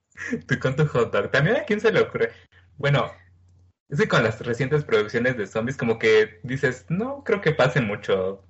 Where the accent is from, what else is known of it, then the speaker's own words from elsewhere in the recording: Mexico; soy mexicano